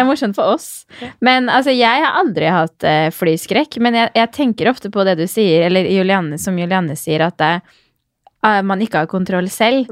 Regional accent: Fredrikstad, Østfold, Norway; jeg som er født i Fredrikstad

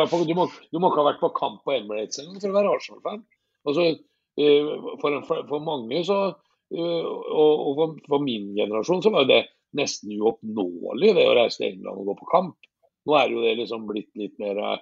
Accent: Fredrikstad, Østfold, Norway; det som jeg tar på hver dag, for det gjør jeg i hjembyen min, så tar jeg på følelsene jeg tar på Fredrikstad fotballklubb hver eneste dag

